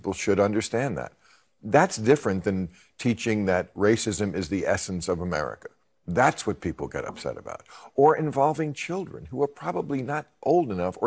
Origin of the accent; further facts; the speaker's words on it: New Jersey, United States; when I was a kid, I grew up in New Jersey, which is not a southern state